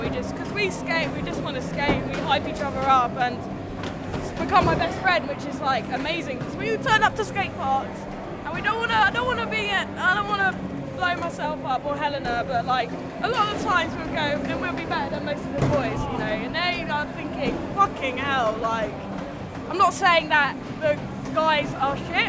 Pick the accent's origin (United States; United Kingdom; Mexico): United Kingdom; London; I'm from London.